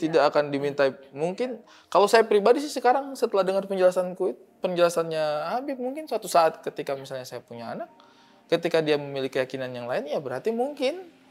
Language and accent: Indonesian; Eastern Indonesia, Indonesia; saya orang timur